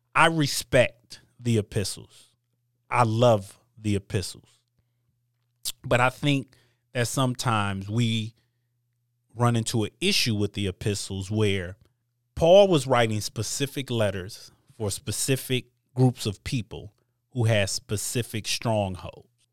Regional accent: Michigan, United States; also born or lived in East Coast; I was born in, on the East Coast, but I've lived in Michigan my whole life. My values come from Midwestern values

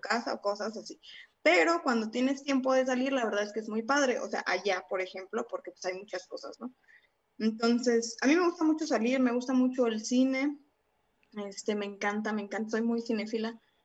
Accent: Salamanca, Guanajuato, Mexico; moved away as an adult; also born or lived in Mexico City; yo viví gran parte, bueno, una parte de mi vida aquí en Salamanca.

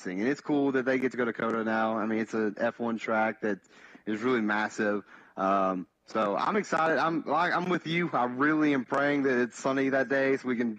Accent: Bristol, Tennessee, United States; that's my hometown track, so I'm a big Bristol guy

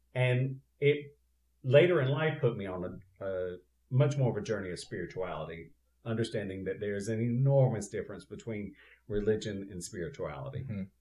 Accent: Eastern North Carolina, United States; now in Southern California, United States; I went to a uh, Free Will Baptist Church in my little village that I grew up in in Eastern North Carolina

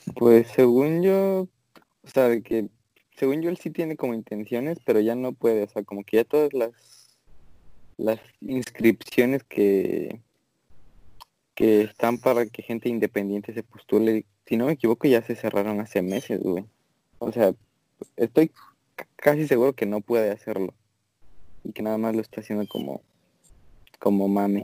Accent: Mexico; now in United States; en México somos como más

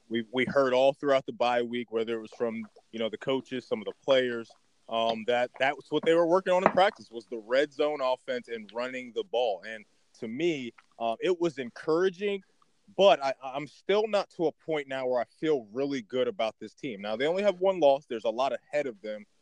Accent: Baltimore, Maryland, United States; I'm from Baltimore. I got some East Coast in me.

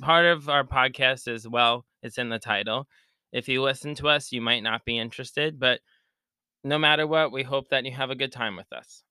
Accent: Long Island, New York, United States; I'm from Long Island, New York.

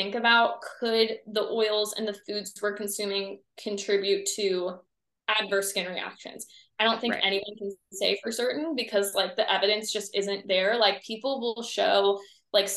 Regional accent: Ohio, United States; I'm from the Midwest. So I'm from Ohio

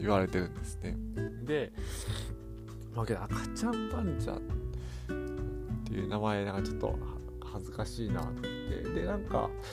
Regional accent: Hirakata, Osaka, Japan; 僕大阪の枚方市に育ってるんですけど

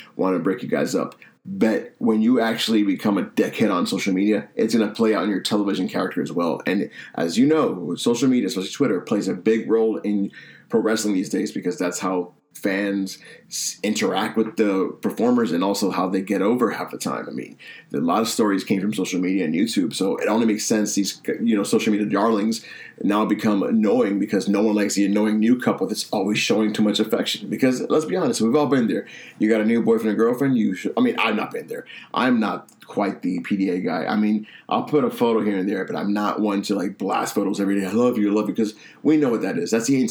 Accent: Boston, Massachusetts, United States; my hometown Boston

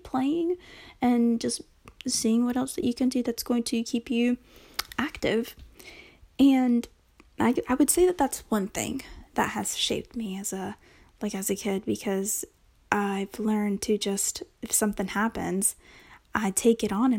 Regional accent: North Carolina, United States; first language Spanish; English is a second language; also born or lived in Texas; I came to North Carolina with, you know, of course, with my parents

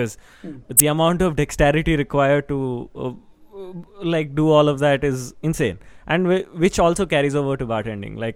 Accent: Mumbai, Maharashtra, India; born there; Oh, I was born in Bombay.

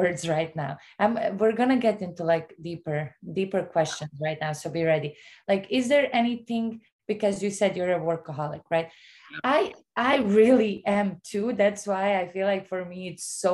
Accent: Bosnia & Herzegovina; now in United States; I grew up in Bosnia where I know how it is not to have anything. And I'm like one of those that, you know, is an American now

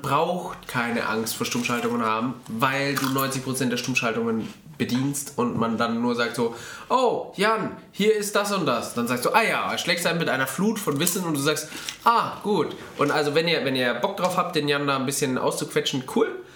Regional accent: Franconia, Bavaria, Germany; now in Bavaria, Germany; die Heimat. Ähm, die, die, mein Geburtsort

